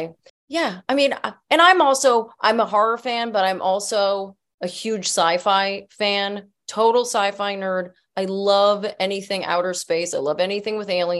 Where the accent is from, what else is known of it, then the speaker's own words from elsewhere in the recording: New Jersey, United States; I grew up in Jersey